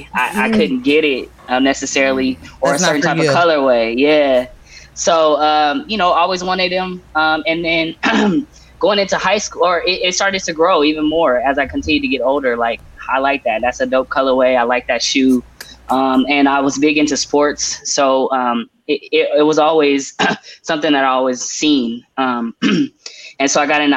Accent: Portland, Oregon, United States; Born and raised in Portland, the backyard of the Swoosh

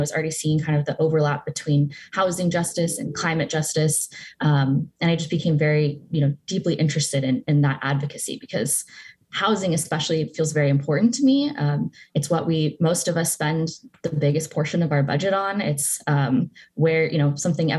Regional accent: Portland, Oregon, United States; also born or lived in Bellingham, Washington; I grew up actually in Portland, and I went to an environmental justice middle school in Beaverton

